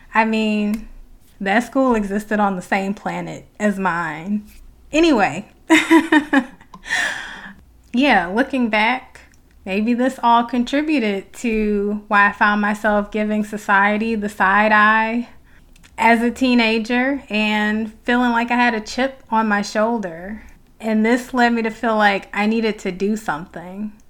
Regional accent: Detroit, Michigan, United States; I'm from Detroit

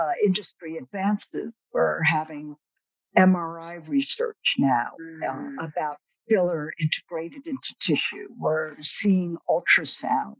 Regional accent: the Berkshires, Massachusetts, United States; I'm from the Berkshires

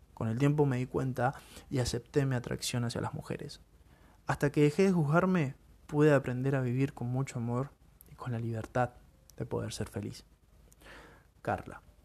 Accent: Buenos Aires, Argentina; Soy de Buenos Aires

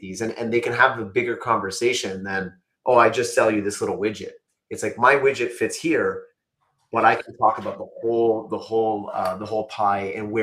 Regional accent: Canada; I'm Canadian

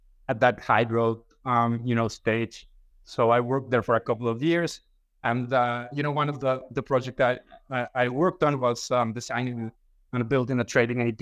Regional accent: Mexico; I'm from Mexico

